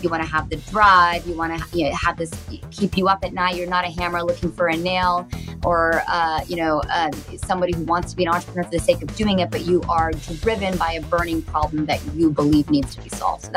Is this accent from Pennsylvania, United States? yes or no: no; Mountain View, California, United States; I am a rare Bay Area native